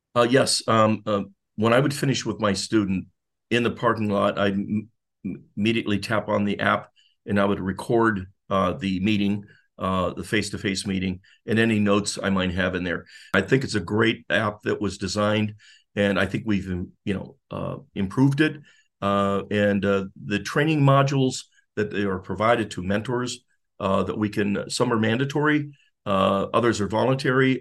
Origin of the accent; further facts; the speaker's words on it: Youngstown, Ohio, United States; moved away as an adult; also born or lived in Singapore / Jacksonville; now in Florida, United States; I'm from Youngstown, uh, area, Northeastern Ohio, born in Youngstown, born and raised